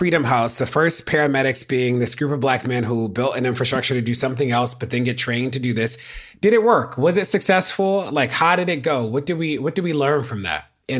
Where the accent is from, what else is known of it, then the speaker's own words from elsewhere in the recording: Baltimore, Maryland, United States; I'm from Baltimore.